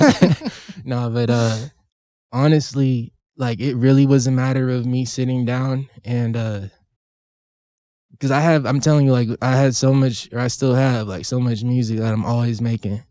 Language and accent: English; California, United States; now in Washington, United States; I'm from California